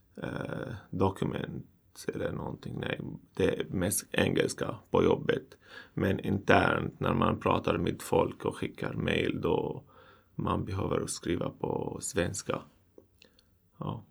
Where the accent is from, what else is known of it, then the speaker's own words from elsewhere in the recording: Syria; Swedish is a second language; moved away as an adult; now in Sweden; kommer från Syrien